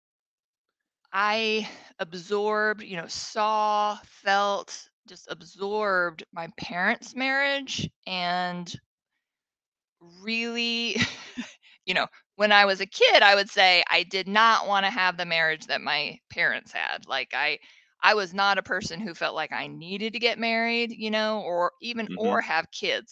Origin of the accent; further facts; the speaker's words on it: Seattle, Washington, United States; growing up in Seattle